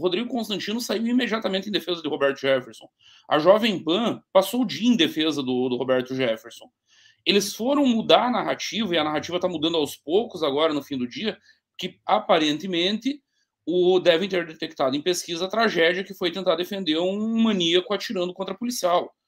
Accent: Caçador, Santa Catarina, Brazil; a minha cidade natal aqui é Caçador, fica lá no interior do estado

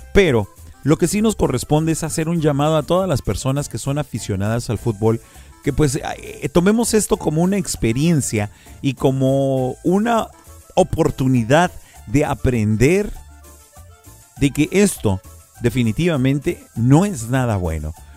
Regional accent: Mexico; nosotros como mexicanos

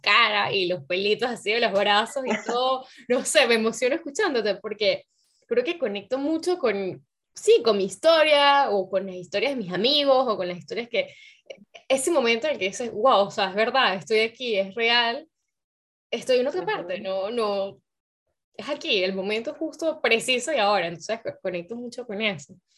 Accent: Venezuela; moved away as an adult; also born or lived in Paris, France; now in France; los venezolanos estamos tan adictos al desodorante

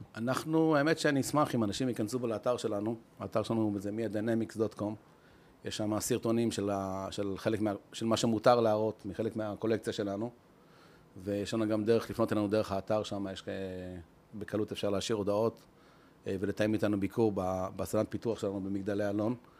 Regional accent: Israel; אנחנו ישראלים, עם התכונות המיוחדות שלנו

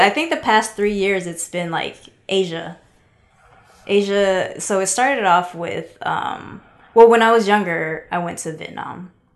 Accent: Seattle, Washington, United States; I'm originally from Seattle, Washington. Shout out Pacific Northwest.

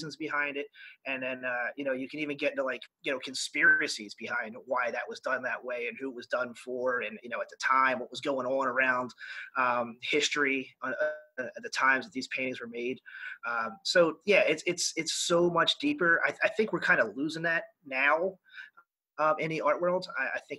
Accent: Philadelphia, Pennsylvania, United States; moved away as an adult; also born or lived in Japan / Cuba / Bahrain; I grew up in Northeast Philadelphia

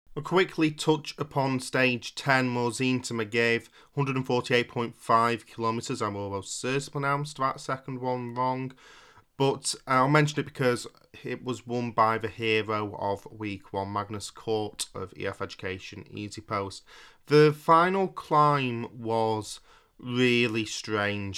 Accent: Yorkshire and the Humber, United Kingdom; as a Yorkshireman

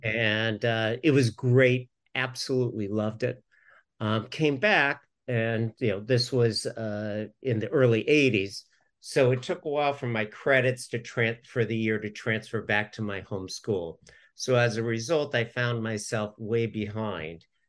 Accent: Southern California, United States; moved away; originally I'm from Southern California

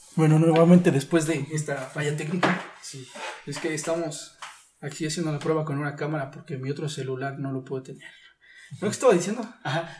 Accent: Texcoco, State of Mexico, Mexico; also born or lived in Pachuca; yo soy de aquí de Texcoco, pero ah. yo estuve en, Pachuca, perdón, estuve estudiando en Pachuca

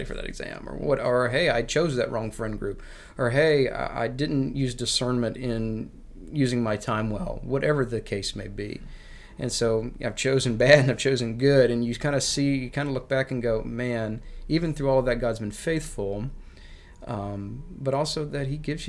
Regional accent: United States; I love being American

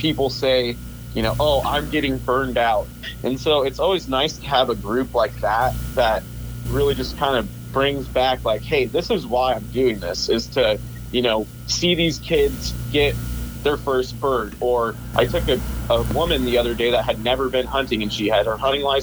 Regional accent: Moses Lake, Washington, United States; I'm from Moses Lake. There's probably 35,000 people in this town

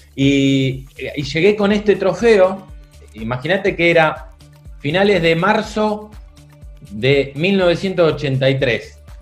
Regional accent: Mar del Plata, Buenos Aires Province, Argentina; also born or lived in Montevideo, Uruguay / Quilmes / Florencio Varela; ya nos vinimos para Mar del Plata y eso era 1977. Así que a partir de, ese año no me moví más de acá, de, de Mar del Plata. Hice, por supuesto, hice la escuela primaria

